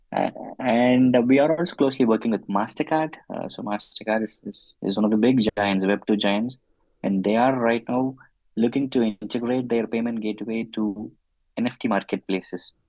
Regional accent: Chennai, Tamil Nadu, India; moved away as an adult; now in Munich, Germany; I'm originally from Chennai in India, but then I moved to Munich, uh, Germany in 2013.

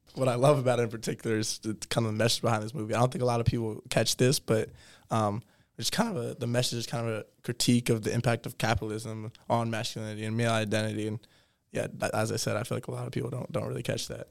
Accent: New York City, New York, United States; I'm also from New York City

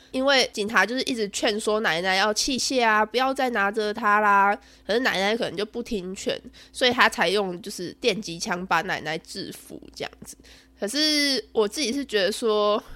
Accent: Zhunan, Miaoli County, Taiwan; 我的家乡，也就是我苗栗县竹南镇

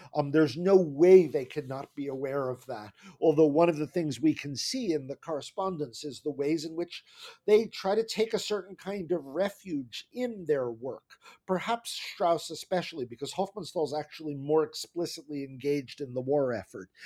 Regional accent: New Jersey, United States; now in New York City, United States; my parents moved to New Jersey when I was very young

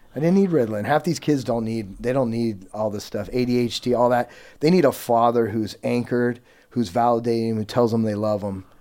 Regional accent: Yuba City, California, United States; I was born and raised in Yuba City, California, which is about forty minutes above Sacramento

